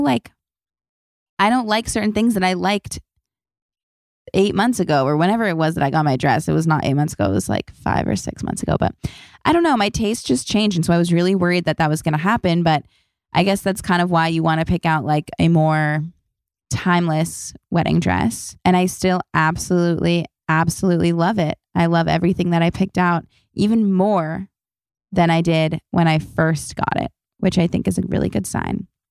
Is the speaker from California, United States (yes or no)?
yes; Los Angeles, California, United States; I was born and raised in Los Angeles